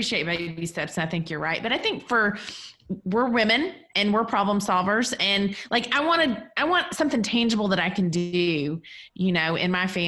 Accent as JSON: {"language": "English", "region": "South Arkansas", "country": "United States", "moved": "yes", "lives_now": "Arizona, United States", "said": "I'm from South Arkansas, by the way, Courtney. So I live in Arizona, but I'm from the Arkansas, Louisiana border."}